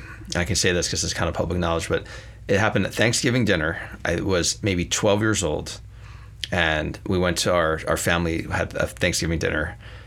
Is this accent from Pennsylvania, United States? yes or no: yes; Narberth, Pennsylvania, United States; moved away as an adult; also born or lived in Manhattan, New York; now in Sonoma Valley, United States; I grew up in a town called Narberth, Pennsylvania.